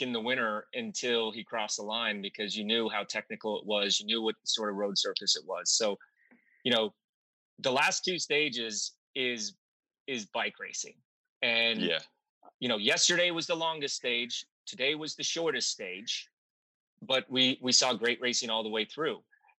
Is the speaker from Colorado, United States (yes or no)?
yes; Glenwood Springs, Colorado, United States; I grew up in Glenwood Springs, Colorado